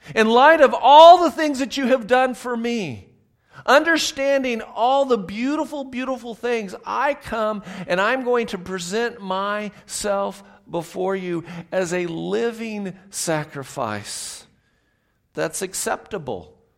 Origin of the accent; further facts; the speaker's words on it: Southern California, United States; I grew up in Southern California